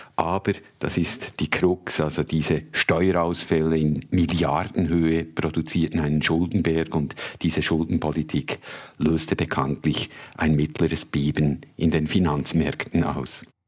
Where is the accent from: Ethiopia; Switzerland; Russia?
Switzerland; moved away as an adult; also born or lived in Africa; now in London, United Kingdom; als Schweizer Journalist